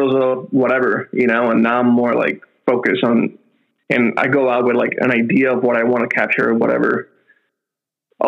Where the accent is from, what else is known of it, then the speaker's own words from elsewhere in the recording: Puerto Rico; moved away as an adult; also born or lived in Okinawa; now in United Kingdom; I'm from Puerto Rico originally, born and raised, living in the UK now